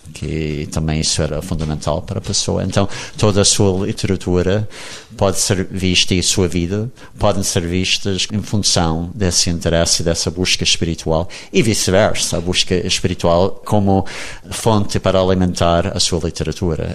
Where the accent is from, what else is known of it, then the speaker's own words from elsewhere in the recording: United States; accent: American; first language English; Portuguese is a second language; moved away; also born or lived in Brazil; eu a viver na Inglaterra não ia perder o meu sotaque americano